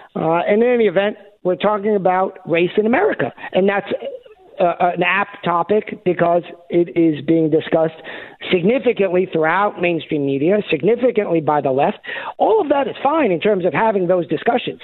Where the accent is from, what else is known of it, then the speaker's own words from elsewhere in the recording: New York, United States; moved away as an adult; now in Arkansas, United States; I was born and raised in New York